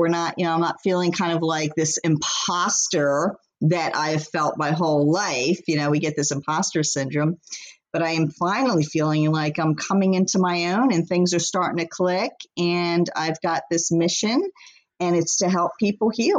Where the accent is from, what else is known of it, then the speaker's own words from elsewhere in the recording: Philadelphia, Pennsylvania, United States; I grew up in Philly